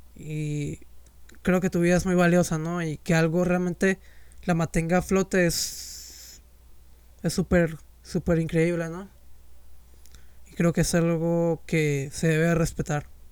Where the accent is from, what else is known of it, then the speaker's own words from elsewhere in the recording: Mexico; yo soy de México